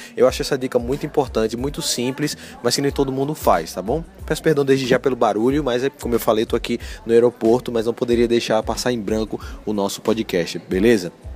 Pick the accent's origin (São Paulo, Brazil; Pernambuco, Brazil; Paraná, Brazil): Pernambuco, Brazil; Recife; eu sou de Recife, sou nordestino